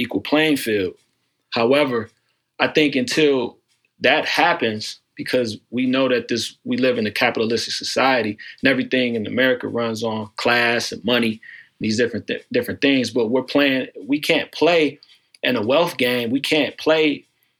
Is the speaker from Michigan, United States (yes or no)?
yes; Pontiac, Michigan, United States; now in Cleveland, United States; I'm originally from Pontiac, Michigan, which is right outside of Detroit.